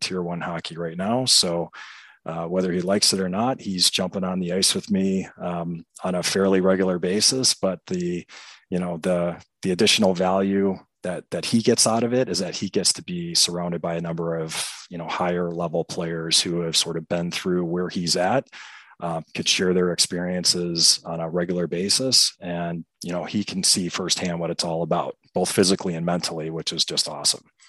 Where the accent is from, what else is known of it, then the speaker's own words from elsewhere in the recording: Chicago, Illinois, United States; also born or lived in De Pere, Wisconsin; I'm born and raised in Chicago, uh, particular the southwest suburbs